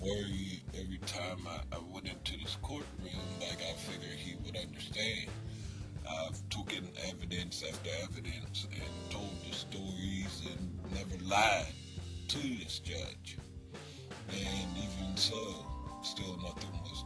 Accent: Pittsburgh, Pennsylvania, United States; now in New Castle, United States; I'm necessarily from Pittsburgh

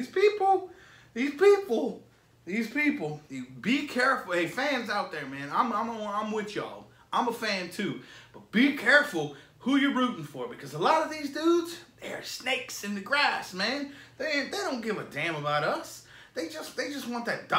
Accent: Florida, United States; I'm from Florida, bro. I am from Florida.

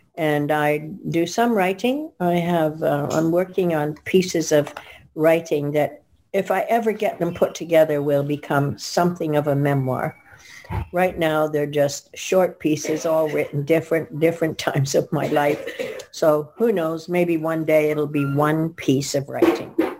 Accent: England, United Kingdom; now in Vancouver, Canada; Irish name. Uh, comes from somewhere back in my family, even though I was born in England

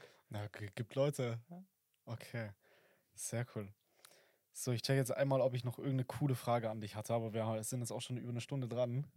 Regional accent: Oberstdorf, Bavaria, Germany; also born or lived in Fischen; ich komme aus dem äh, aus Oberstdorf

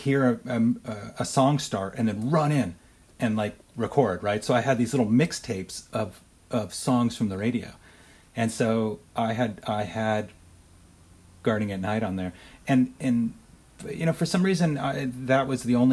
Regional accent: Huntington Beach, California, United States; I grew up in Huntington Beach, California, in Orange County

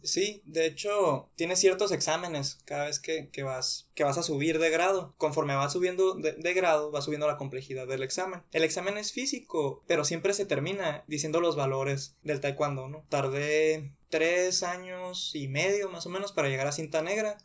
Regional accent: Nogales, Sonora, Mexico; moved away as an adult; now in Hermosillo, Mexico; yo nací aquí en Hermosillo, 96, tengo 23 años. Cuando tenía 3 años nos fuimos a Nogales

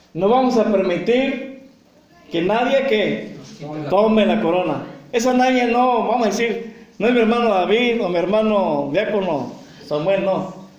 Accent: Mexico; nosotros como mexicanos

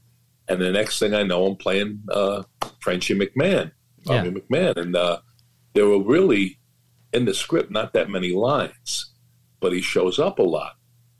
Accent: New York City, New York, United States; And I was from Queens, but a little distant from that. Now, when a lot of that stuff happened, I was a teenager, I wasn't involved in anything.

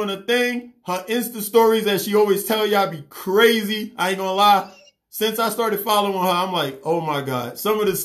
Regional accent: New York City, New York, United States; now in Atlanta, United States; I'm from New York

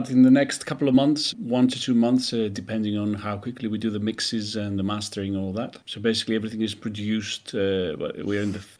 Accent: Greece; moved away as an adult; also born or lived in United Kingdom; I was born in Greece, I studied and worked for many years in the UK till a few years back that I started coming back to Greece more often.

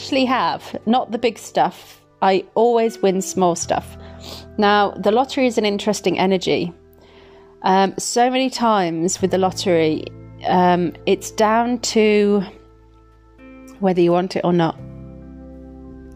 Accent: Midlands, United Kingdom; Where I'm from. So Midlands, babes. Midlands. Yeah, when I'm a little bit tipsy, my accent's really strong

